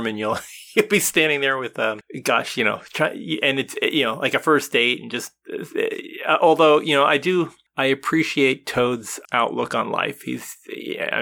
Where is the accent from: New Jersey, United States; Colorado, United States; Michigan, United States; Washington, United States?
New Jersey, United States; I grew up in New Jersey